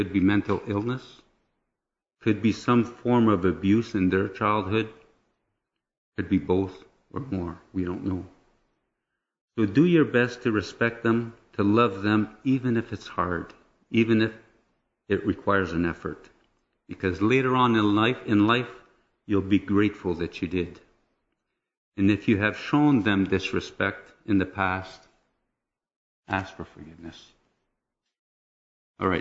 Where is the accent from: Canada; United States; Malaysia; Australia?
Canada; Sudbury, Ontario; I was born in Sudbury in 1955 to a French Catholic family of 6 children